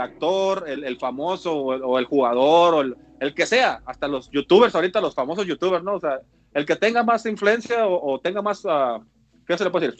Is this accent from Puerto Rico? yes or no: no; Mexicali, Baja California, Mexico; yo soy de Mexicali, nacido y criado ahí